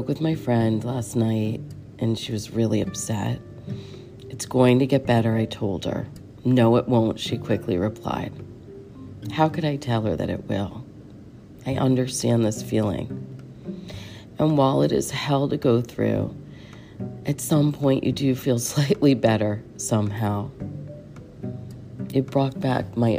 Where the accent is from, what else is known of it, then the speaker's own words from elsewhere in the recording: Connecticut, United States; I grew up in Connecticut